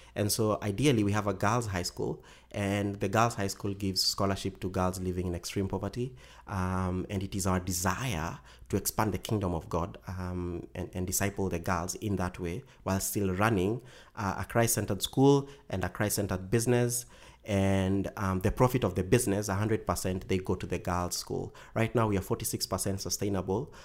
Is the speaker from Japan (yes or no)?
no; Kenya; our communities back in Kenya